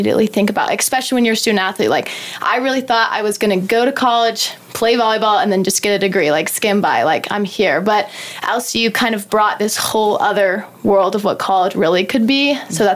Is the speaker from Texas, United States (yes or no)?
yes; Wichita Falls, Texas, United States; I grew up in Wichita Falls, and I graduated from Holiday